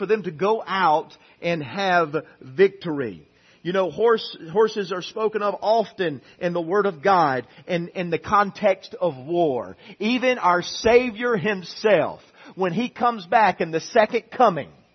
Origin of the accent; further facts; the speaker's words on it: United States; we are Americans.